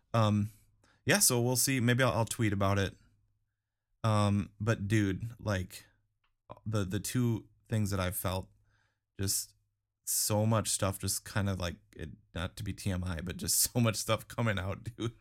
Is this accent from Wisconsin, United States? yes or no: yes; Wisconsin, United States; growing up in Wisconsin